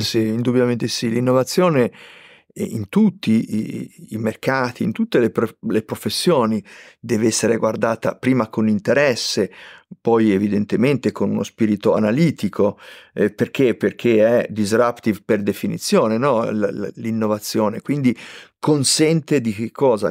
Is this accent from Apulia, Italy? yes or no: no; Liguria, Italy; io sono ligure